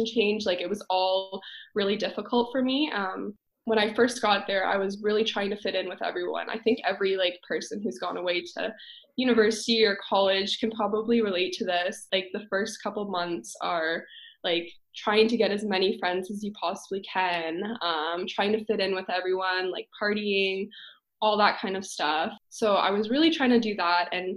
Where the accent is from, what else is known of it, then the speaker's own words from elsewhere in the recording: London, Ontario, Canada; also born or lived in Waterloo, Ontario; I'm from London. So I ended up going to Laurier, which was about like an hour and a half in Waterloo away from London